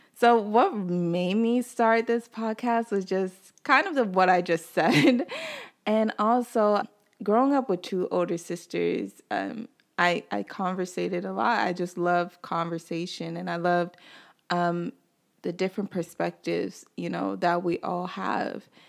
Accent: North Carolina, United States; moved away as an adult; also born or lived in Nigeria (ancestry); now in Brooklyn, New York, United States; I'm Nigerian. I was raised in North Carolina, but I currently live in Brooklyn, New York

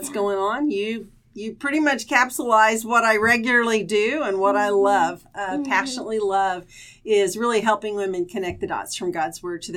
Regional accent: Oklahoma, United States; I grew up here in Oklahoma. I'm definitely a true Sooner-born, Sooner-bred girl. Never lived anywhere else

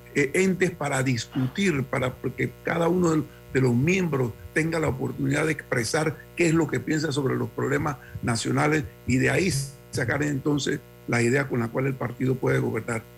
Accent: Panama; como panameños

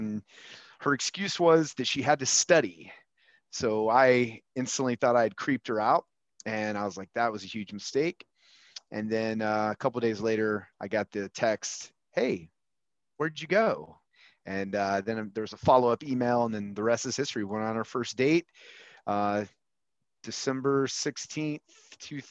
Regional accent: Huntsville, Alabama, United States; I grew up with you in Huntsville, Alabama

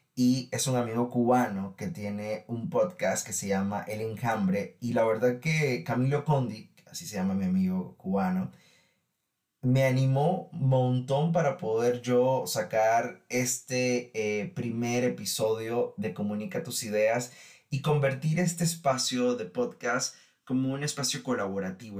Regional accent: Nicaragua; Les cuento que en mi país, Nicaragua

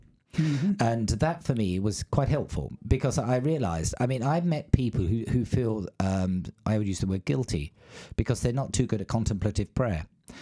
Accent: Australia; accent: English; There you go. I've got an English accent. But when people find out I'm an Australian, they say, oh, that explains it.

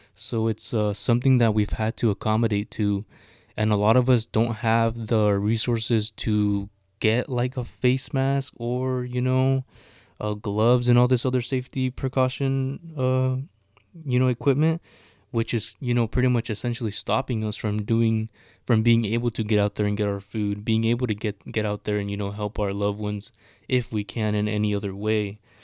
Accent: Sonoma County, California, United States; I'm from Sonoma County

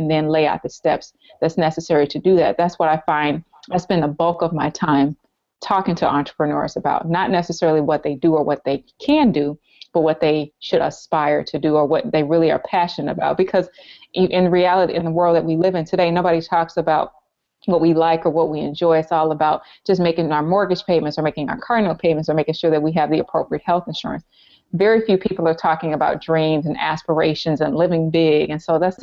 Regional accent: the South, United States; Growing up in the South

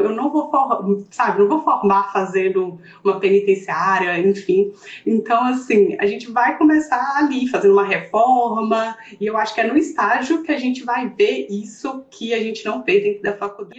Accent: interior of Minas Gerais, Brazil; accent: mineira; moved away as an adult; nós duas somos do interior de Minas

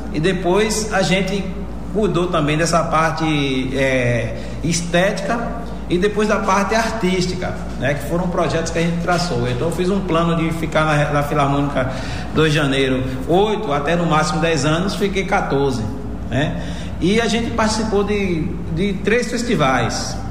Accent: Jacobina, Bahia, Brazil; Eu sou natural aqui de Jacobina, precisamente ali da zona rural da Cachoeira dos Alves, dessa região onde eu nasci e me criei

